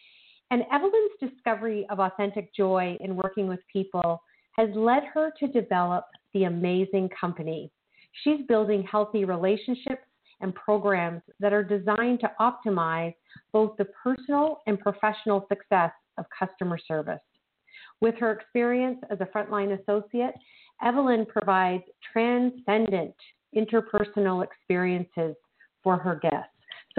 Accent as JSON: {"language": "English", "country": "Canada", "said": "I'm blissfully happy that we are Canadian co-authors in the Change Book."}